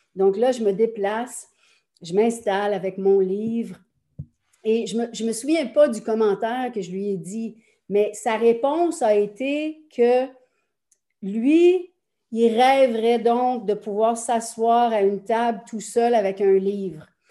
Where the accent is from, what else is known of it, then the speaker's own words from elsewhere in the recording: Quebec, Canada; Je suis canadienne-française, québécoise, très fière de l'être.